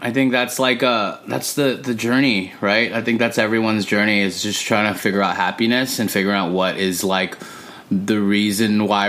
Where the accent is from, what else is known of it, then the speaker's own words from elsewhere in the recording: Los Angeles, California, United States; Born and raised in Los Angeles, California.